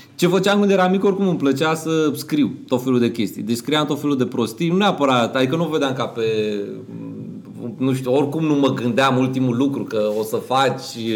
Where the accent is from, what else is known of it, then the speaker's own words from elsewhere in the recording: Romania; noi ca români